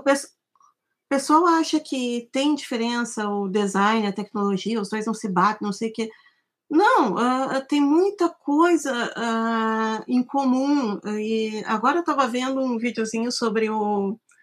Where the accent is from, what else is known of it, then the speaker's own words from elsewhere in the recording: Santa Maria, Rio Grande do Sul, Brazil; moved away; Eu sou de Santa Maria, eu me formei em desenho industrial na UFSM em 1998